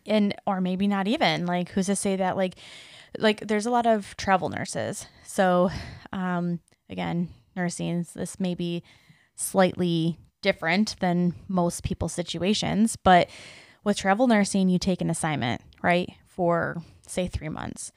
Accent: Detroit, Michigan, United States; I'm from Metro Detroit

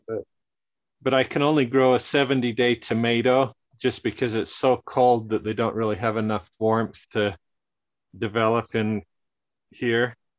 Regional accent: northern Utah, United States; my family grew up in the mountains of northern Utah

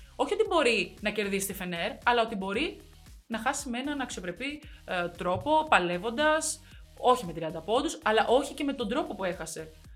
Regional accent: Greece; είμαι Ελληνίδα

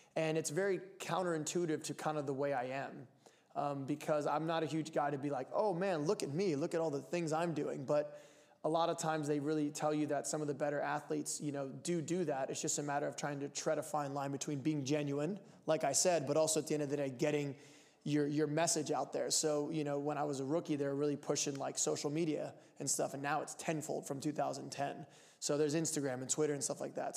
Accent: Lancaster, Pennsylvania, United States; now in Portland, United States; I'm from Lancaster, Pennsylvania, the Amish capital of the world.

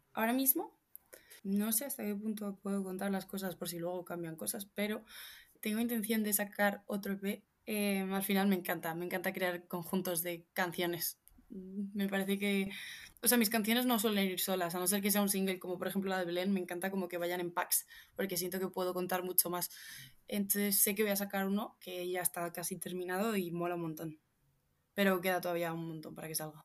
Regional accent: Madrid, Community of Madrid, Spain; soy la típica madrileña que veranea en la manga

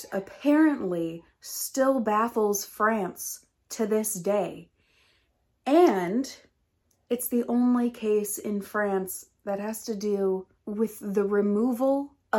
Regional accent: United States; accent: American English; first language English; I'm American and I don't know any other language

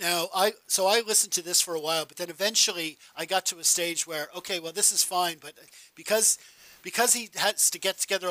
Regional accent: Ireland; also born or lived in United States; I was born in America, moved to Ireland when I was a kid

